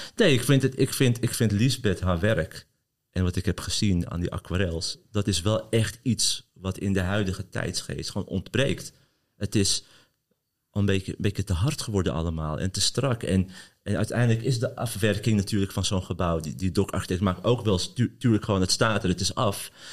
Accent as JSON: {"language": "Dutch", "town": "Amsterdam", "region": "North Holland", "country": "Netherlands", "tie": "born or raised there", "said": "ik ben geboren Amsterdammer en ik kom uit Kattenburg"}